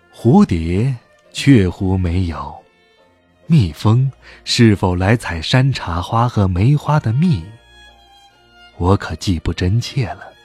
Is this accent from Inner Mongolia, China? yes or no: yes; Hohhot, Inner Mongolia, China; 在呼和浩特，我的家乡